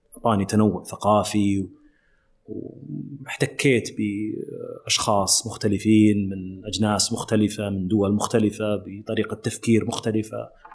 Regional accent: Saudi Arabia; also born or lived in London; كوني سعودي

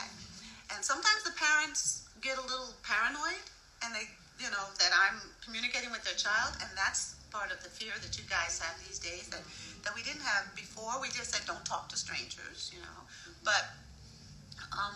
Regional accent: New York City, New York, United States; I was raised in New York

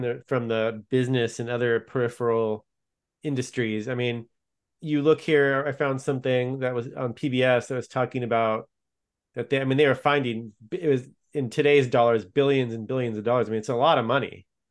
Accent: California, United States; I grew up in California

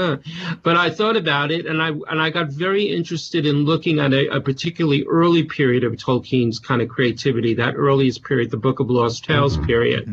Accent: New York, United States; accent: Bronx; moved away as an adult; now in United Kingdom; I was born in the Bronx, New York, actually, so I come from New York

